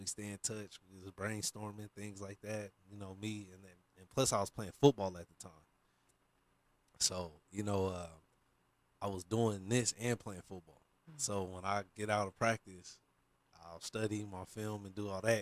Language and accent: English; Portland, Oregon, United States; me coming from a smaller town. You know, I'm from Portland